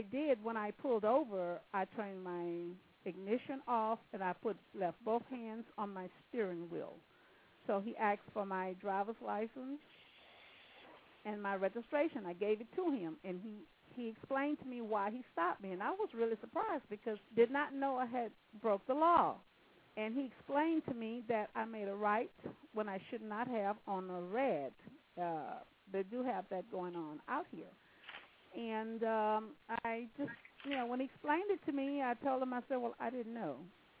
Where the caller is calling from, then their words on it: California, United States; Hi, I'm calling from California.